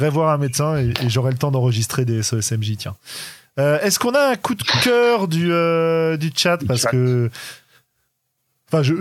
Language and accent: French; France; on est français.